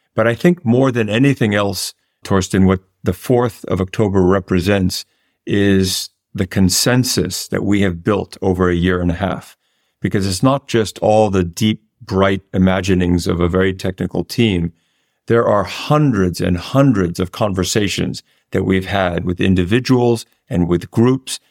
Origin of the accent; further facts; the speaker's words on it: New York, United States; not only an American, but as a New Yorker